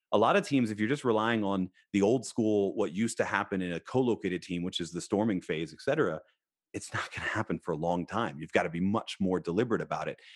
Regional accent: Philadelphia, Pennsylvania, United States; I was born in Philadelphia

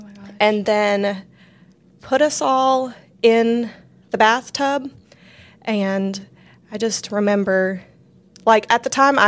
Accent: Washington, United States; born there; now in Louisiana, United States; I was born in Washington, close to the Seattle area, and that's where my mom is from.

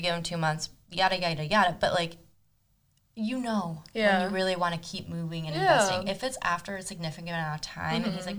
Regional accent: Argentina; moved away; My brother, myself, my mom, and my dad, we were all born in Argentina. My mom grew up in New Jersey, and my dad grew up in Argentina.

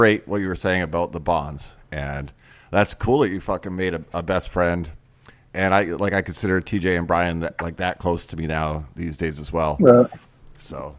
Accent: Maine, United States; moved away; also born or lived in Michigan; I'm originally from Maine

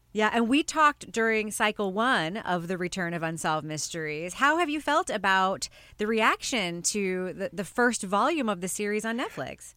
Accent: United States; as an American

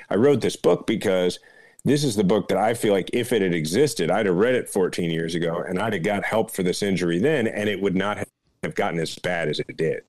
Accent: Kansas City, Missouri, United States; Kansas City, my hometown

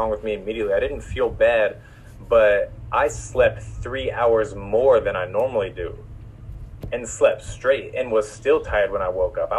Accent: Missouri, United States; now in Los Angeles, United States; I grew up in Missouri

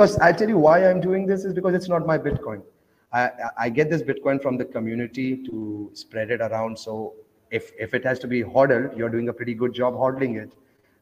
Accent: Oman; moved away; also born or lived in India; I grew up in Oman, though. That's next to Dubai. So I grew up in a Muslim country

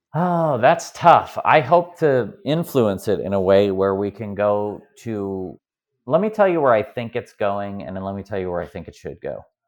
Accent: Midwest, United States; I'm from the Midwest here in America

